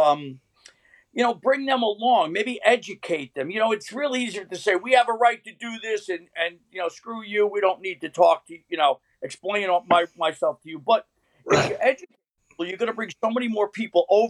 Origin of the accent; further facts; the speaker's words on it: New York City, New York, United States; now in Pennsylvania, United States; I grew up in New York City